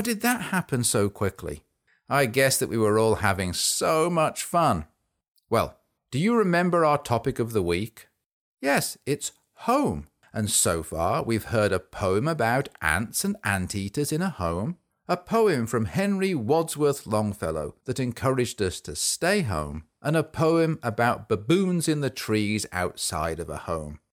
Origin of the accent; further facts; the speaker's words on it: England, United Kingdom; I grew up in England, which is a country in Europe.